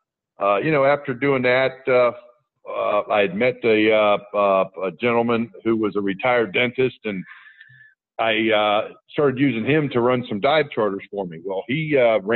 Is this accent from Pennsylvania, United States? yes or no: yes; Indiana, Pennsylvania, United States; moved away; I grew up in Western Pennsylvania